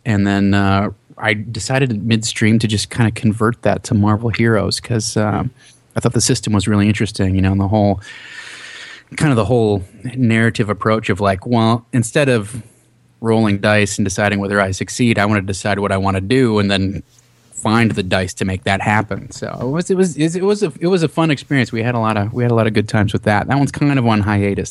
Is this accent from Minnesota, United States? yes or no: yes; Minnesota, United States; I'm from Minnesota